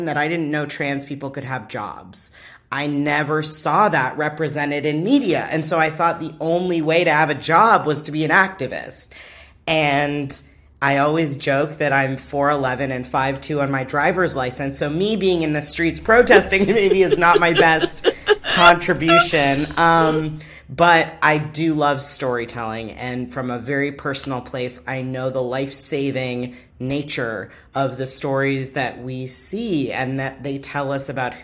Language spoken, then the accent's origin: English; Orange County, California, United States; growing up in Orange County, California